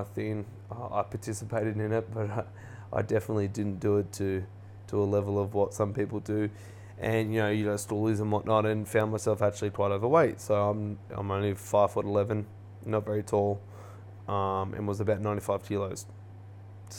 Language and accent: English; Erina, New South Wales, Australia; I grew up on the Central Coast playing, you know, sport, went to a school called Central Coast Adventist School in the Erina there